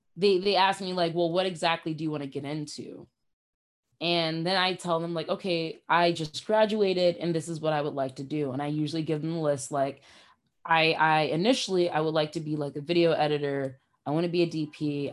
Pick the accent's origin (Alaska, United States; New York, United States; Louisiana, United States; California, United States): New York, United States; I'm from New York. I just graduated.